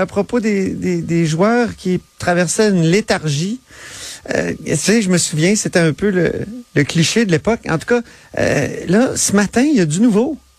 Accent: Quebec City, Quebec, Canada; je viens de Québec, je suis un gars, tu sais, il y avait des fortifications dans ma cour d'école, là, je peux pas plus venir de Québec

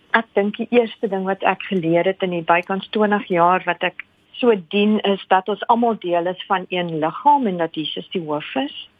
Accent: South Africa; first language Afrikaans; Ons is van Suid-Afrika

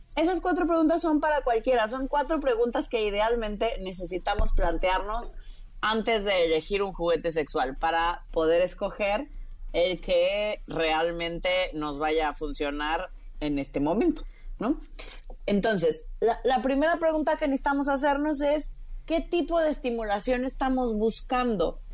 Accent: Tabasco, Mexico; also born or lived in Mexico City; now in Florence, Italy; yo crecí en Tabasco

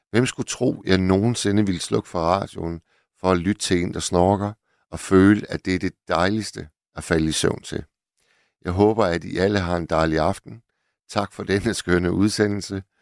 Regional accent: Hirtshals, North Denmark Region, Denmark; Jeg er gammel havnearbejder fra Hirtshals

